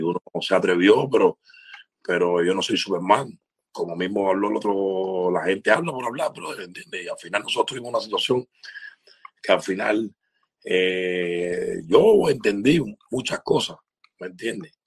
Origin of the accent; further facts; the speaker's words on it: Cuba; moved away; nosotros los artistas cubanos